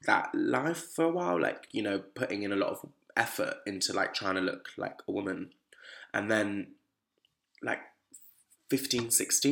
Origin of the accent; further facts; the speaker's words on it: Bristol, South West England, United Kingdom; I wasn't from London, I come from Bristol